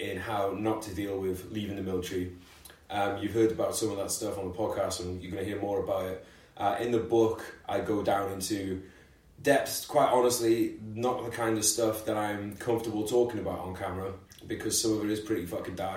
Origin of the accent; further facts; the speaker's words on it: London, United Kingdom; We're both from London